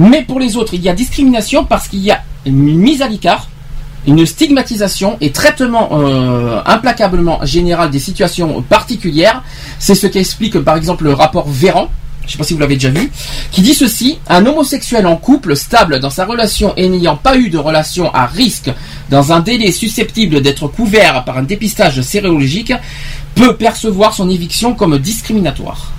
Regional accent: France; chez nous, en France

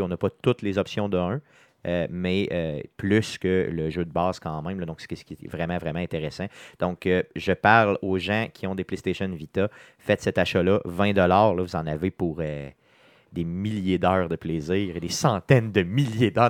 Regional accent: Quebec City, Quebec, Canada; on est de Québec, de la ville de Québec

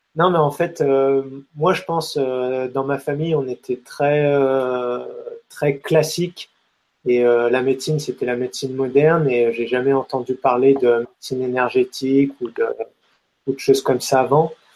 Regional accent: France; on est français

